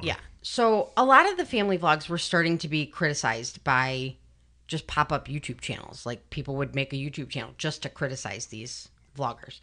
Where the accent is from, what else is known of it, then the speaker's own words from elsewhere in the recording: Chicago, Illinois, United States; I'm from Chicago